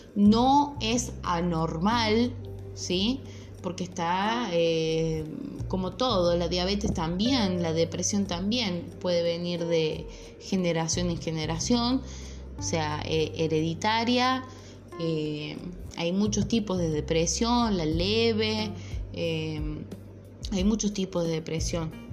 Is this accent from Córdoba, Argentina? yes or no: yes; Córdoba, Argentina; yo soy de Córdoba